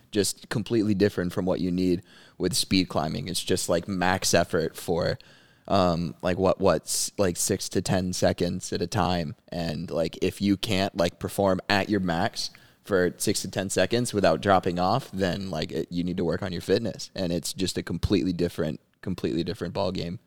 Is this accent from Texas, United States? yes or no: yes; Dallas, Texas, United States; I'm from Dallas, Texas. I grew up climbing here at Summit Carrollton